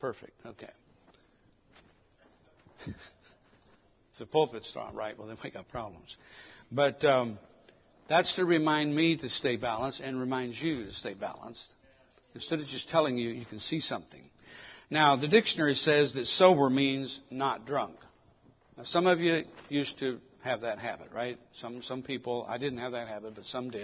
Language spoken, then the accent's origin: English; Mexico City, Mexico; I was born in Mexico City. That's why I speak two languages.